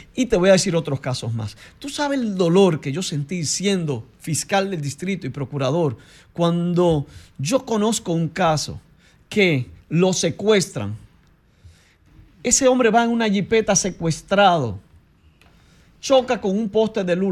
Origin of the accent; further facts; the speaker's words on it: Dominican Republic; somos todos dominicanos y dominicanas